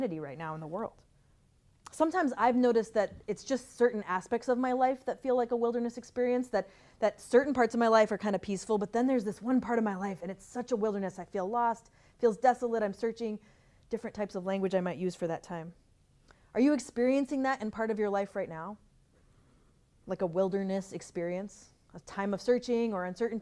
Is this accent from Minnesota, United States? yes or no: yes; Minnesota, United States; I'm from Minnesota